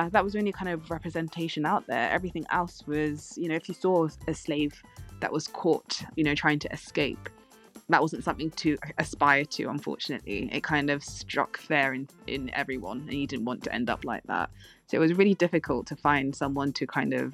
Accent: United Kingdom; we're British

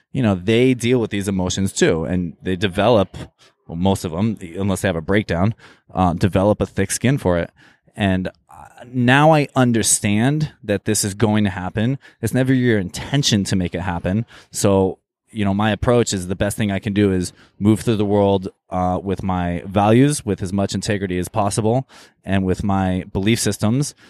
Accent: Eugene, Oregon, United States; also born or lived in Jerusalem / Cairo / Tokyo; now in Los Angeles, United States; I grew up in, uh, actually Eugene, Oregon

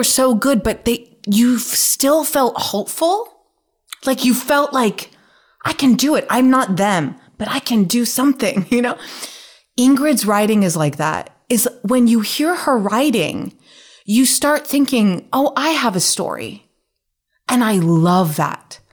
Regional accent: Nevada, United States; moved away as an adult; now in New York, United States; I'm from Nevada

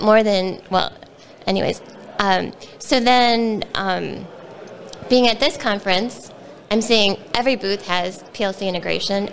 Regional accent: Wheeling, Illinois, United States; I grew up in Wheeling and went to Wheeling High School and went to Illinois Institute of Technology

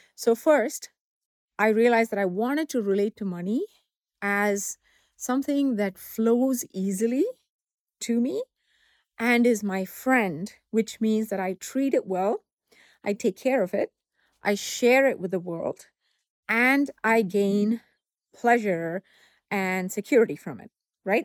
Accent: southern India, India; moved away; growing up in Southern India back in the seventies and eighties

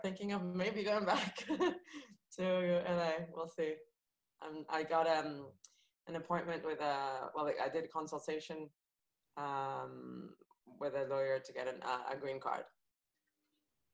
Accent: Paris, Île-de-France, France; moved away as an adult; Home is Paris. I grew up in Paris.

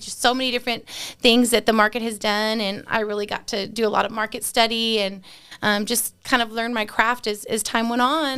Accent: San Antonio, Texas, United States; I grew up in San Antonio

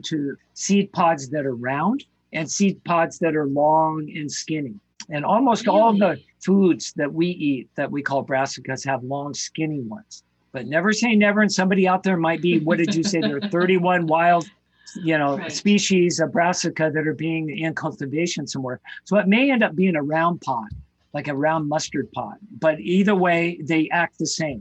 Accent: Ketchum, Idaho, United States; where I grew up in Ketchum, Idaho

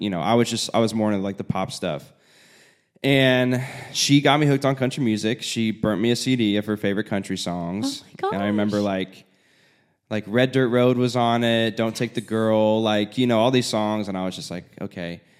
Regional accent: Indiana, United States; I was also from Indiana, which is very rural area

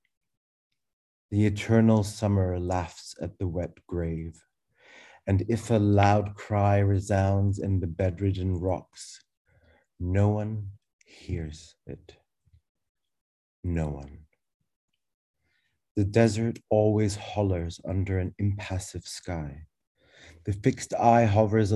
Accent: Glasgow, Scotland, United Kingdom; also born or lived in Cairo, Egypt; I was born in Egypt, in Cairo, like Tamer, but three months old, ventured into Glasgow, Scotland at my parents' whim

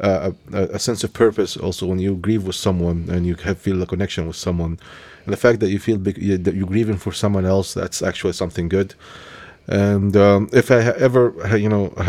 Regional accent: Egypt; moved away; I was born in Egypt

